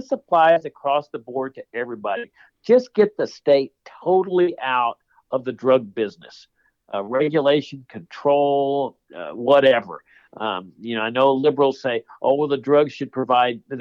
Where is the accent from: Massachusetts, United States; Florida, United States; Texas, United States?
Texas, United States; Laredo; I grew up in Laredo, Texas, which is on the U.S.-Mexico border